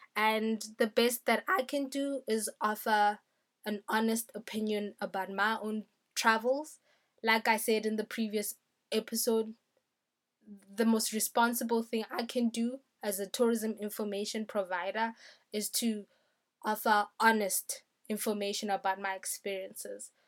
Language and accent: English; South Africa; I'm a South African.